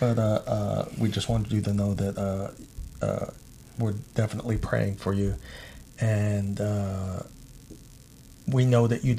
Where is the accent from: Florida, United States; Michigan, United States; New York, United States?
New York, United States; New York City; now in Alaska, United States; I'm not from Alaska. I'm from Queens, New York.